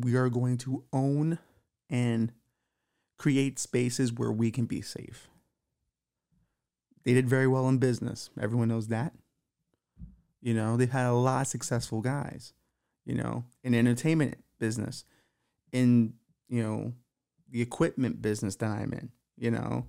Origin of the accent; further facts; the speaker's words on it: Bushwick, New York, United States; also born or lived in Williamsburg; So I was always, as a kid, you know, growing up in Bushwick, Williamsburg, you always got to know a lot of the Jewish people around.